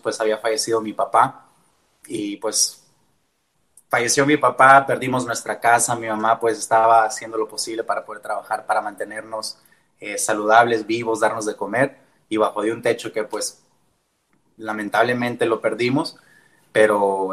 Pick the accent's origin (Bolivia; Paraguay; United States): United States; Tucson, Arizona; first language Spanish; yo soy originario de Tucson, Arizona